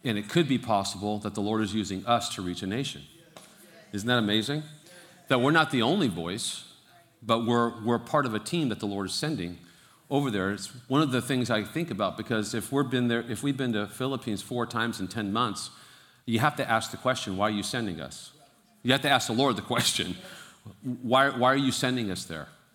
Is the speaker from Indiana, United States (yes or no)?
no; Fremont, California, United States; I was born and raised in Fremont